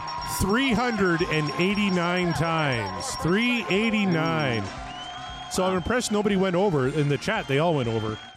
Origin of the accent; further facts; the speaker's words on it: Canada